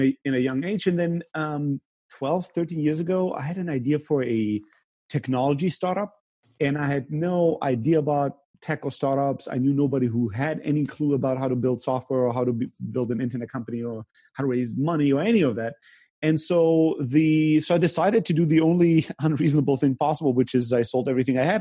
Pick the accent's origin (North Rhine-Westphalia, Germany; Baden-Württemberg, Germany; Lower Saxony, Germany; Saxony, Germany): Baden-Württemberg, Germany; Stuttgart; also born or lived in Greece; I grew up even in the most conservative part of Germany, the most German part of Germany, which is Stuttgart